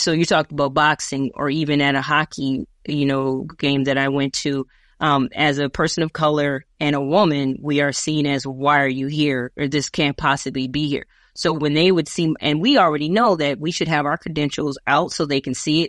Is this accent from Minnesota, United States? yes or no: yes; Minneapolis, Minnesota, United States; also born or lived in California; this is my hometown.